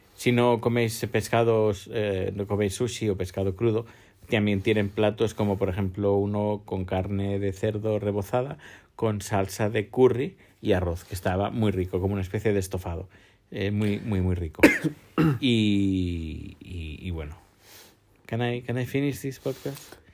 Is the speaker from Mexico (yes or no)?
no; Terrassa, Catalonia, Spain; en Tarrasa, mi pueblo natal